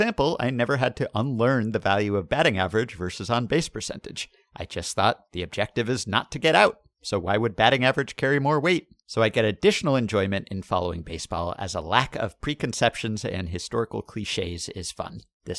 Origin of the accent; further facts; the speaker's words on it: Montreal, Quebec, Canada; also born or lived in China; I reside in southern Ontario, and I emigrated to Canada from China with my parents just about 20 years ago this November. As you can imagine, with my parents both being Chinese